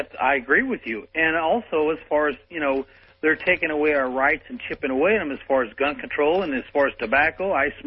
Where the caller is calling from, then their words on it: St. Louis, Missouri, United States; I'm calling from St. Louis over a powerful KSD.